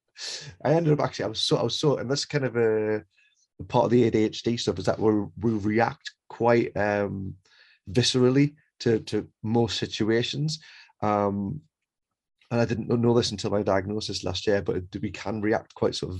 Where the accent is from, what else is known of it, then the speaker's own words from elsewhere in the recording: England, United Kingdom; I'm from England